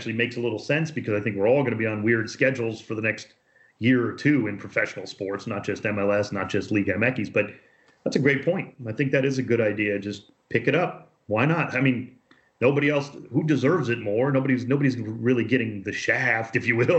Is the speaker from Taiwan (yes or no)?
no; Cleveland, Ohio, United States; moved away as an adult; now in Los Angeles, United States; grew up in Cleveland, where we were taught to hate soccer for no good reason